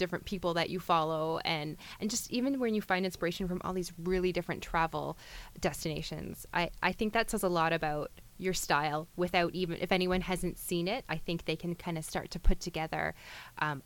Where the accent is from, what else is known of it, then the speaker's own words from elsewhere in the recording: Niagara region, Ontario, Canada; I'm from the Niagara region